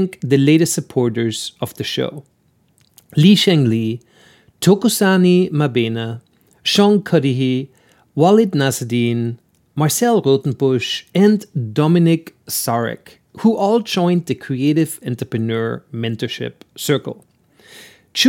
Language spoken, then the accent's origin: English; Austria; accent: Austrian; my Austrian accent